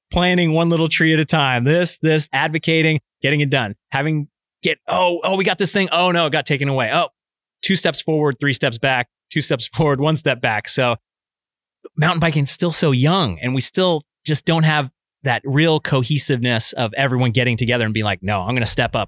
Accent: Fairfield, California, United States; also born or lived in Vallejo, California; I'm from Northern California. I grew up in Fairfield.

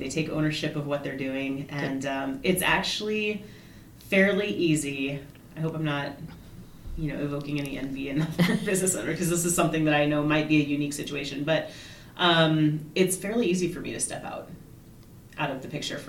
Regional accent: Chicago, Illinois, United States; also born or lived in Indiana / Virginia / Colorado / Germany; So I was born in Indiana, but I have lived in Virginia and Colorado and Germany as a child. But I went to high school in Chicago, and south side of Chicago

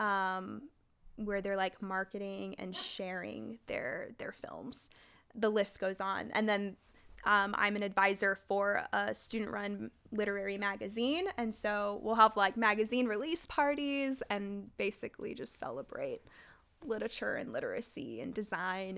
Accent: San Jose, California, United States; they placed me back into my hometown of San Jose

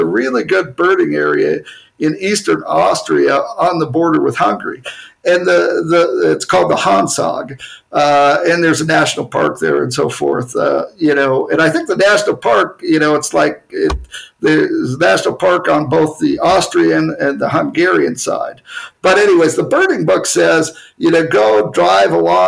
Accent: United States; I'm American

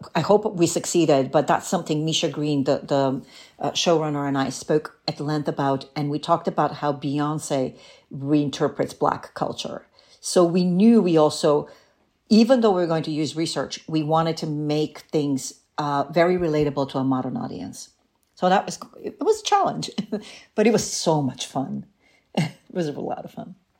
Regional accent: Bulgaria; also born or lived in Greece; now in New York, United States; I am from Bulgaria originally, and um, I'm a political refugee actually, and which means that in 1979, my parents and I uh, illegally crossed the Greek border

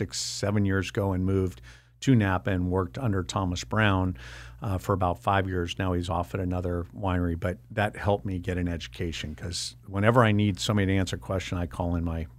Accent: Ireland; I love my wine, but I'm Irish and I'm more about consumption than I am about the details.

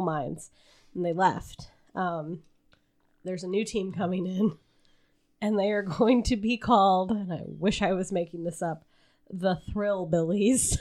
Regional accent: Southern Illinois, United States; down by my hometown is a slightly larger town.

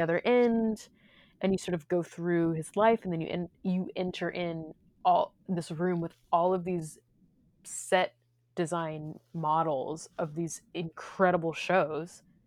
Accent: Missouri, United States; I come from Missouri

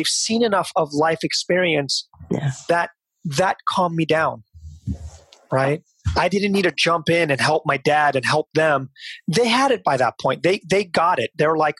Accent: Seattle, Washington, United States; also born or lived in Fremont, California / Union City, California; I grew up in Seattle.

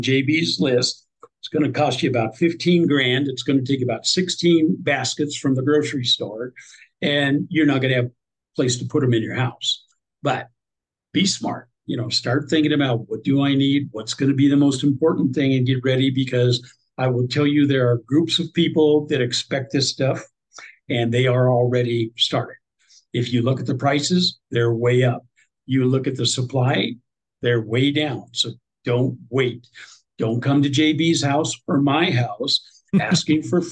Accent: Nebraska, United States; I'm from Nebraska

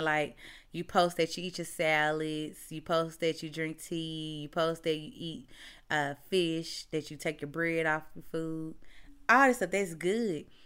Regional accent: Mississippi, United States; moved away as an adult; now in Texas, United States; So, y'all know I'm from Mississippi, right?

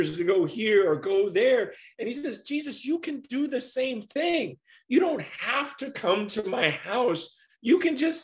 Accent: United States; growing up in America

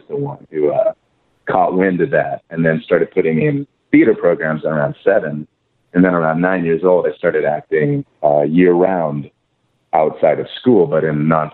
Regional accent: College Station, Texas, United States; now in California, United States; I'm born and raised in College Station, Texas.

